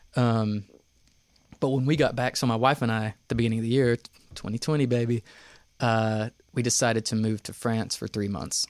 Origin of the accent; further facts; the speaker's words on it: Knoxville, Tennessee, United States; moved away; also born or lived in New York; I grew up in Knoxville, uh, born and raised in Vestal.